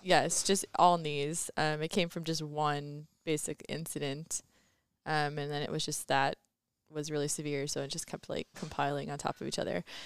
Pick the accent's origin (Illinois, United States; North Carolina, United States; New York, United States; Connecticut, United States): Illinois, United States; Cherry Valley; also born or lived in Indiana; I'm from Cherry Valley, Illinois, so right next to Rockford. I went to high school at Keith Country Day School in Rockford